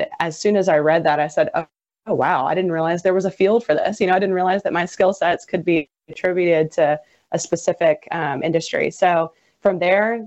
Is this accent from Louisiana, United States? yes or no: yes; St. Martin, Louisiana, United States; I'm from St. Martin, born and raised, went to high school at St. Martin